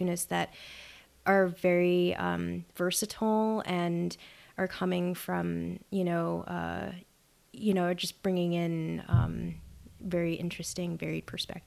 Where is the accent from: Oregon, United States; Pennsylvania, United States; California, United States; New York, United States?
New York, United States; New York City; moved away as an adult; also born or lived in Wellesley, Massachusetts; I'm originally from New York City, I'm a city kid